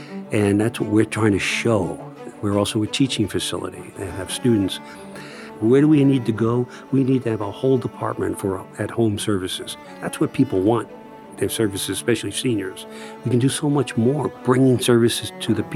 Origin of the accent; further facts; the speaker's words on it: Phoenicia, New York, United States; Phoenicia, it's my hometown